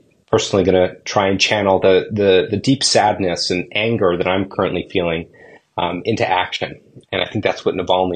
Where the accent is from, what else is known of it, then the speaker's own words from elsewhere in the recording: Toronto, Ontario, Canada; I grew up in Toronto